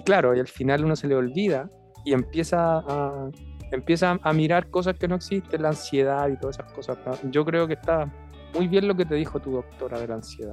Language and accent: Spanish; Chile; como buen chileno